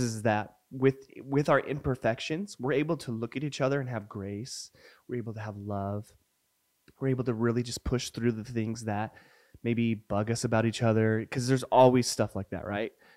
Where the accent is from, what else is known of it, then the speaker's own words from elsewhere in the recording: New Mexico, United States; moved away; also born or lived in Puyallup, Washington; growing up in New Mexico